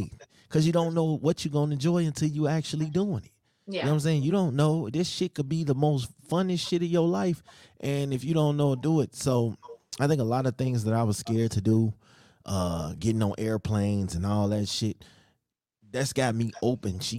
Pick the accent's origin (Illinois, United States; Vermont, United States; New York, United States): Illinois, United States; Chicago; moved away; I'm from Chicago